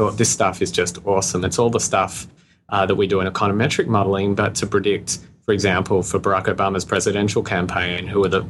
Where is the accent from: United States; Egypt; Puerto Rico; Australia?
Australia; You can probably hear my accent. I'm Australian.